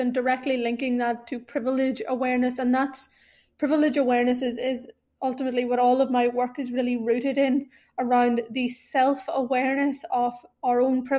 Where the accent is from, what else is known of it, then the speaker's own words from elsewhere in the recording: Ireland; moved away as an adult; also born or lived in Sri Lanka; now in London, United Kingdom; I've been raised in Ireland my entire life. I now live in London